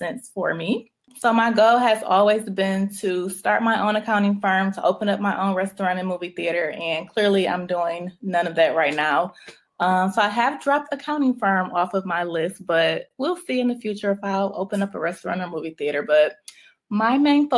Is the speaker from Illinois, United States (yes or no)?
no; Detroit, Michigan, United States; moved away as an adult; also born or lived in Chicago; now in Atlanta, United States; I am born and raised in Detroit